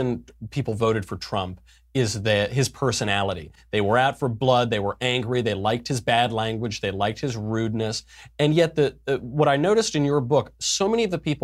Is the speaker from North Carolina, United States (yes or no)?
no; New York City, New York, United States; a New Yorker who knows how New Yorkers talk